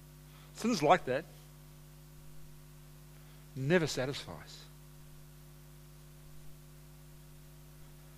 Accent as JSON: {"language": "English", "region": "Hawke's Bay", "country": "New Zealand", "tie": "born or raised there", "moved": "yes", "said": "I grew up in Hawke's Bay"}